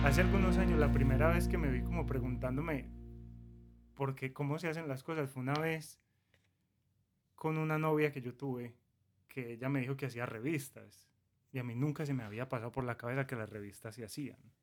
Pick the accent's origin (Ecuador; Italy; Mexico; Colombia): Colombia; now in United States; Nosotros somos colombianos, pero hace unos seis años, siete años vivimos acá en Estados Unidos